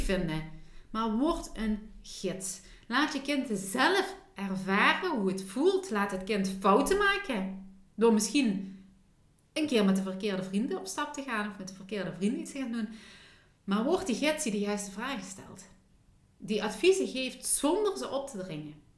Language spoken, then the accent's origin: Dutch; Limburg, Netherlands; accent: Limburgs; ik met mijn Limburgse accent